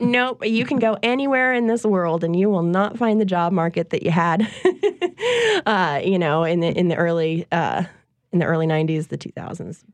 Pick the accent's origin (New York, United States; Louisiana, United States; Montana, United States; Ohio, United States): Louisiana, United States; Covington; lots of women and men that I knew growing up in Covington